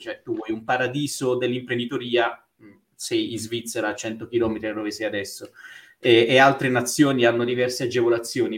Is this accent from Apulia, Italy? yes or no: yes; Bari, Apulia, Italy; moved away as an adult; also born or lived in Taranto / Belgium / England / Switzerland; now in Rome, Italy; Io sono nato a Taranto, da cui la birra Raffo, e sono stato a Bari fino alla laurea